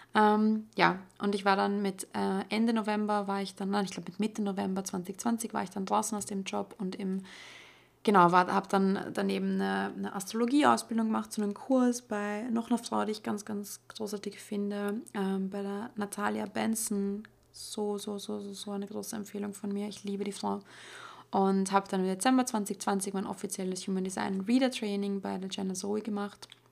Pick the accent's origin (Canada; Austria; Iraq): Austria; bei uns in Österreich